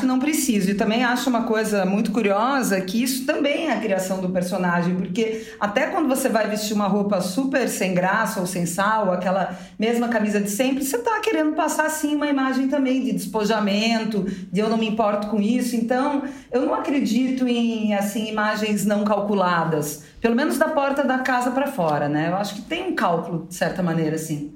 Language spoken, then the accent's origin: Portuguese; South Region, Brazil; moved away as an adult; now in São Paulo, Brazil; numa família tradicional, né, da onde eu vim, lá do sul do Brasil